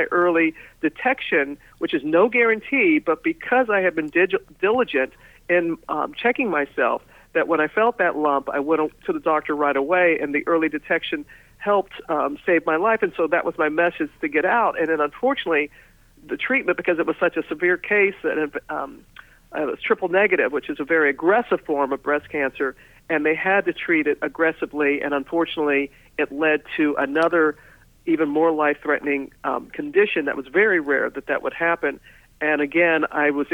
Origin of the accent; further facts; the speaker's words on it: Pass Christian, Mississippi, United States; moved away as an adult; My hometown of Pastor Stan, Mississippi